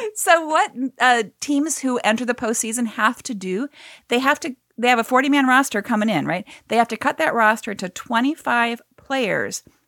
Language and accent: English; Cleveland, Ohio, United States; I'm from Cleveland